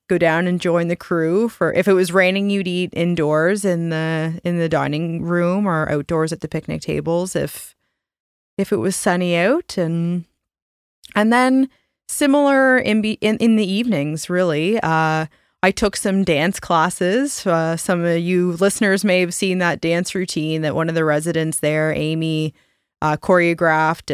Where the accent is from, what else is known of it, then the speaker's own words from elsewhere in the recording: Canada; we're Canadian and we're products of our environment and upbringing